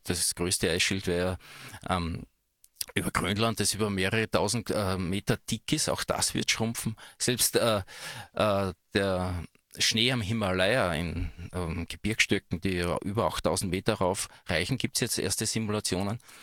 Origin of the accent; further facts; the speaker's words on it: Styria, Austria; moved away; also born or lived in Tyrol / Switzerland; Das ist natürlich nicht mein Originaldialekt, sondern ich bin Steirer, der nach Tirol ausgewandert ist und dann später in die Schweiz nach Go West gegangen ist